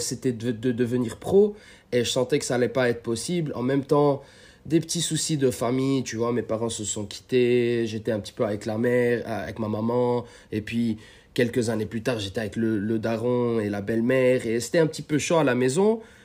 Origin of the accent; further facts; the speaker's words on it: Lebanon; moved away as an adult; also born or lived in California, United States; now in United States; à la base, je suis libanais et ça fait peut-être 10 ans que j'habite aux États-Unis